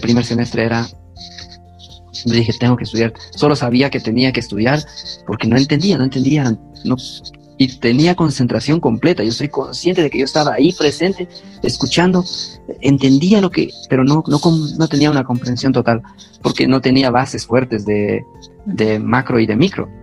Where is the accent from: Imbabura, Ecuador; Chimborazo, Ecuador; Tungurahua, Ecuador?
Tungurahua, Ecuador; moved away as an adult; also born or lived in Honduras / Chibuleo; Tungurahua, que es la provincia de donde yo soy